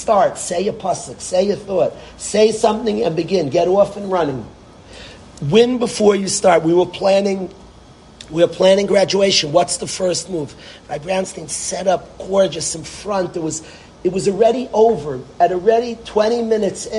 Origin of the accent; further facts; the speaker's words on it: Lakewood, New Jersey, United States; I was born in Lakewood